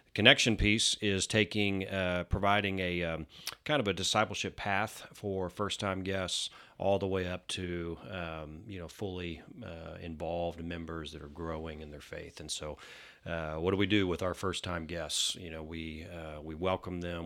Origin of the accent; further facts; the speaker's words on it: Denton, Texas, United States; also born or lived in Houston; I was born in Houston. Uh, we moved to Denton when I was two, um, and that's where I went to, uh, uh, elementary school, preschool, uh, you know, middle school, all the way up to college in North Texas.